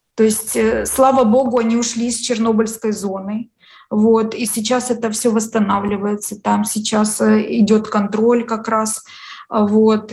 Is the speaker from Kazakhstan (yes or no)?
no; Ukraine; вот я русскоязычный человек, украинка